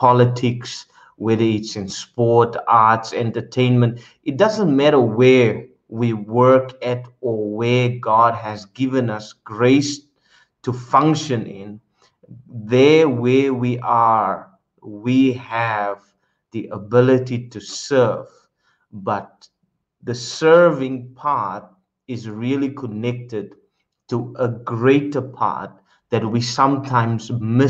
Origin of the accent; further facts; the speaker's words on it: South Africa; now in Netherlands; my original nation where I come from, my place of birth, is South Africa